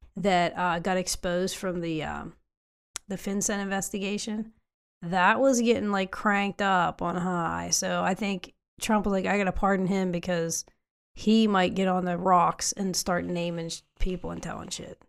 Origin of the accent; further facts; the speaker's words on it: West Virginia, United States; I'm from West Virginia.